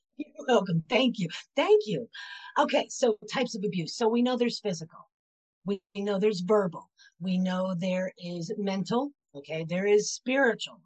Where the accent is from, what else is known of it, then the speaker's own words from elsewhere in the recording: Pennsylvania, United States; also born or lived in Florida; now in Knoxville, United States; I was born and raised in Pennsylvania, and I spent 30 years in Florida. And now I currently reside in Knoxville, Tennessee